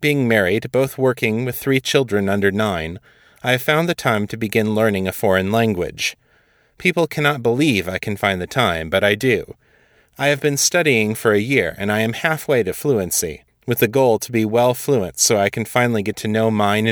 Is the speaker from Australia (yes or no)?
no; Michigan, United States; my home state of Michigan